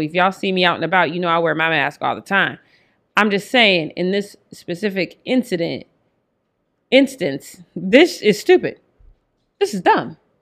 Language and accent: English; Denver, Colorado, United States; Denver, my hometown